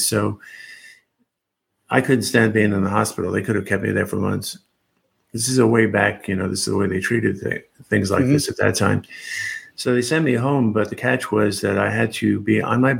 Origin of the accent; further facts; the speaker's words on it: New York, United States; moved away as an adult; now in Seattle, United States; I grew up in New York, spent most of my life there till the late 90s